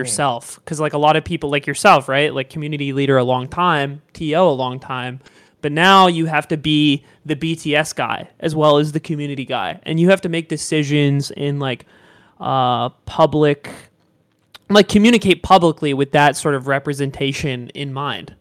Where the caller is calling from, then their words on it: Southern California, United States; calling in from Southern California